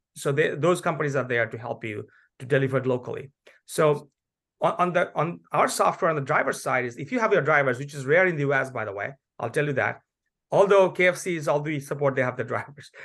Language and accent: English; Bangladesh; now in United States; I'm originally from Bangladesh